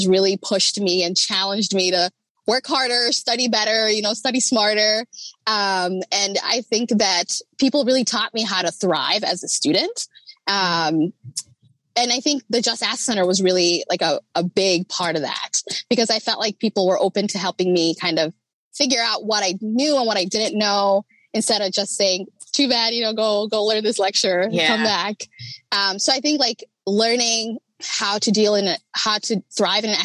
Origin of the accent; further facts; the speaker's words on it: Rochester, Minnesota, United States; I grew up in Rochester